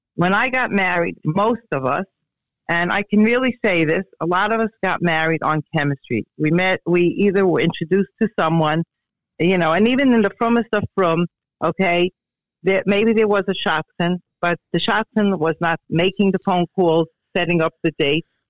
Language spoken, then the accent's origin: English; New York City, New York, United States; I grew up in Borough Park